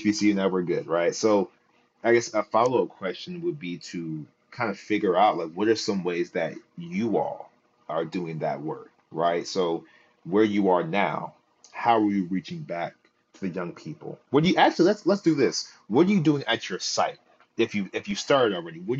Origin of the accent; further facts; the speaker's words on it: Philadelphia, Pennsylvania, United States; here in Philly, the only per like we had in my year, in my graduating year 2020, it was me and another young man that got into Morehouse